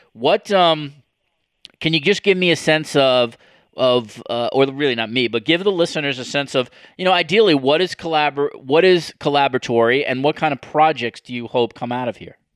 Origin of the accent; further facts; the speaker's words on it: New York, United States; growing up in New York